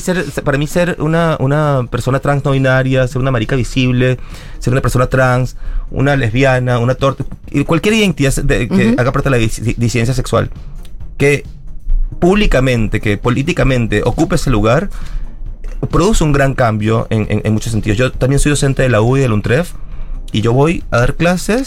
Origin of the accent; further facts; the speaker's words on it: Venezuela; moved away as an adult; now in Argentina; Yo soy una marica migrante, soy venezolana, crecí nací en Venezuela, estudié educación, me vine a Argentina